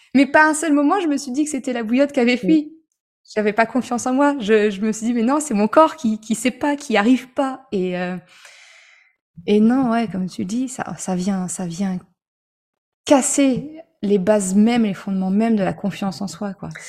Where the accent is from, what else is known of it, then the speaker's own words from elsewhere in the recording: Normandy, France; je suis normande